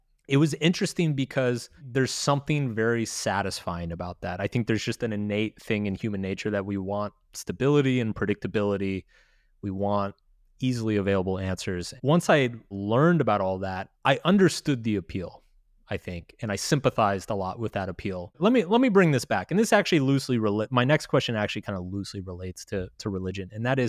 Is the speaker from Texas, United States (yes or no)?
yes; Texas, United States; I mean, so I grew up quite religious. I grew up in Texas.